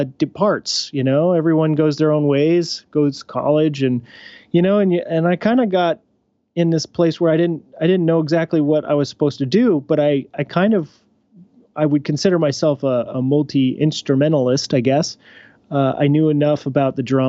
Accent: Kansas, United States; I grew up in Kansas

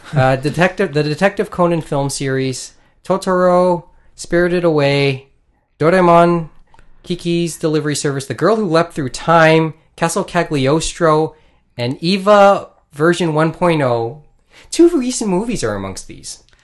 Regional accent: Philippines; I'm Filipino

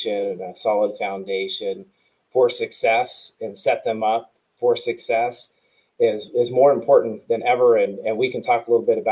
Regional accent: Roseville, California, United States; also born or lived in Iowa; I am living and working in the community I grew up in here in Roseville, California

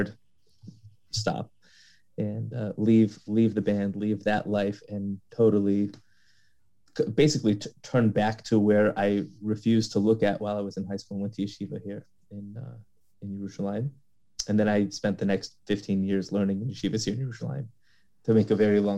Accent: Los Angeles, California, United States; I'm from Los Angeles, born and raised

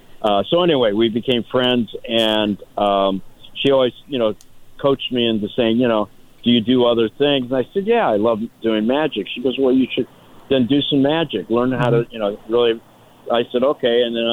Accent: Los Angeles, California, United States; Believe it or not, I am a native Angeleno.

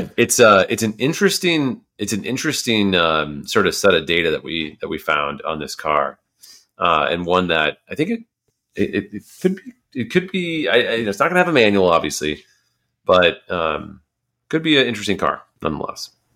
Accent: United States; an American

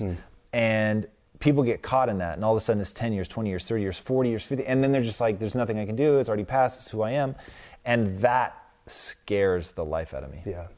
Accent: Tacoma, Washington, United States; I grew up in Tacoma, Washington

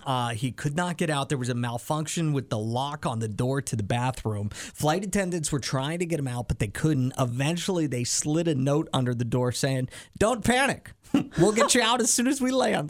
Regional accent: near Hershey, Pennsylvania, United States; there's a roller coaster like kind of in my hometown at the amusement park called hershey park

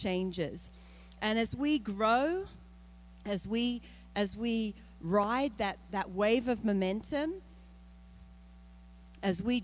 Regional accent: Australia; moved away; I'm from Australia.

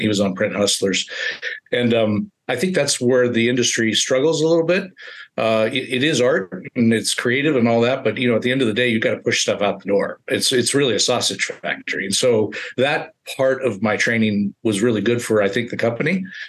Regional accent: Colfax, California, United States; now in Reno, United States; I really wanted to get close to my hometown. Reno is uh, about an hour outside of Colfax, uh, California, which is 1,900 people my mom's 83

